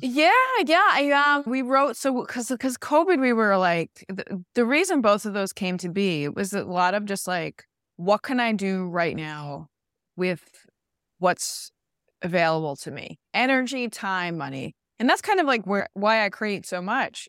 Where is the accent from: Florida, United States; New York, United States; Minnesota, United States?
New York, United States; New York City; also born or lived in Connecticut; I was a kid from Queens